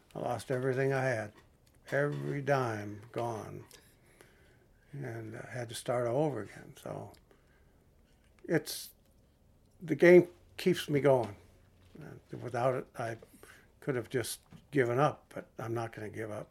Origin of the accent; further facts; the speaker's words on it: Toledo, Ohio, United States; I grew up in Toledo, Ohio